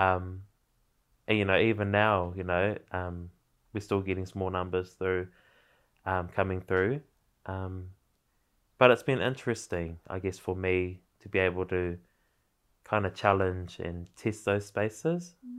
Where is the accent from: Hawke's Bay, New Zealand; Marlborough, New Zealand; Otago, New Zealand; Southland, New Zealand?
Hawke's Bay, New Zealand; Napier; moved away as an adult; also born or lived in Wellington, New Zealand; now in Auckland, New Zealand; I was born in, born and raised in Ahuriri, um, Hirataunga